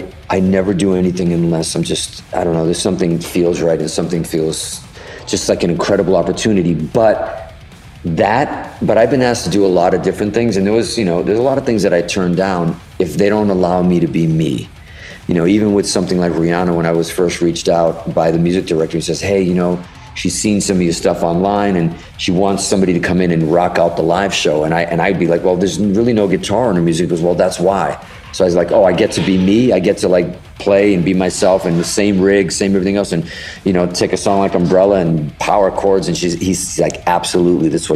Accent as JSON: {"language": "English", "town": "Boston", "region": "Massachusetts", "country": "United States", "tie": "born or raised there", "also_born_or_lived": "Hudson, Massachusetts", "said": "we grew up in Boston in Fenway Park"}